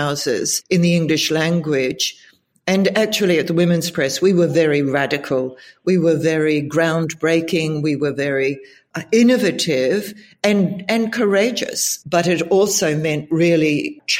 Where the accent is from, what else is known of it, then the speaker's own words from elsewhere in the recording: New Zealand; moved away as an adult; also born or lived in Israel / United Kingdom / Germany; now in Australia; My home country is New Zealand. And I left New Zealand as soon as I could afford to when I was 20